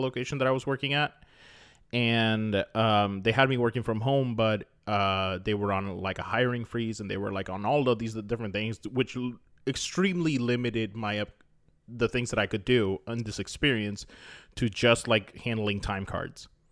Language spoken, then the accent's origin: English; Florida, United States; I grew up in Florida